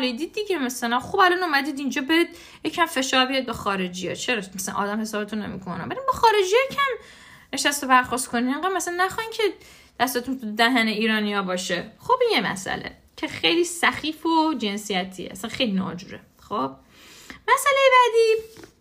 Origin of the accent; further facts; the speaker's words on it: Iran; moved away; تو خود ایران دیگه ما همه همه بزرگ شده ایرانیم